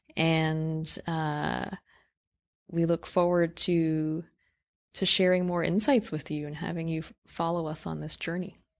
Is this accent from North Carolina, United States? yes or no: no; New York City, New York, United States; I grew up in New York City